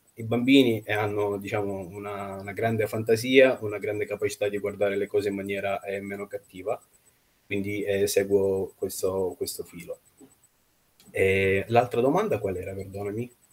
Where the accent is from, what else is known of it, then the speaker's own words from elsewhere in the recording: Nizhny Novgorod, Nizhny Novgorod Oblast, Russia; moved away; also born or lived in Siena, Italy / Rome, Italy; che è la città natale, Nizhny Novgorod, Mh-mh. appunto perché ci sono nato